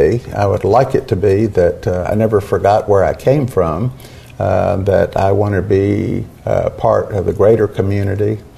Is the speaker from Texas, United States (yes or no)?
yes; Houston, Texas, United States; also born or lived in Pasadena, Texas; I was born on the East End. I was born within spitting distance of the waterfront.